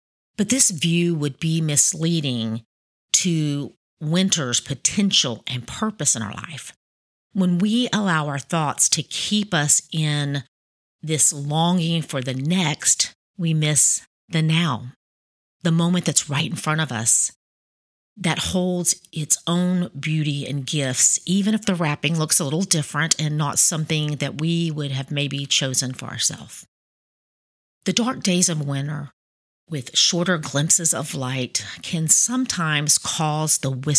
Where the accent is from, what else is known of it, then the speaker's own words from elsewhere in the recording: Chattanooga, Tennessee, United States; moved away as an adult; also born or lived in Miami, Florida; I grew up in Tennessee